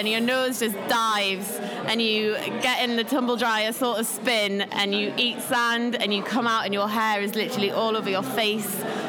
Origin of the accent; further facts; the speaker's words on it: Durham, North East England, United Kingdom; I'm from England in the northeast, called Durham.